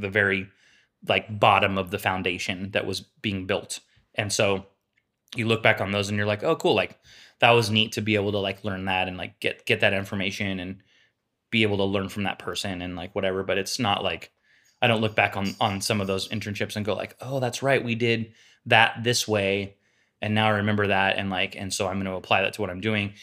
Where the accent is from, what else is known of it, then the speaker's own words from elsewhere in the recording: Sacramento, California, United States; We grew up together in East Sacramento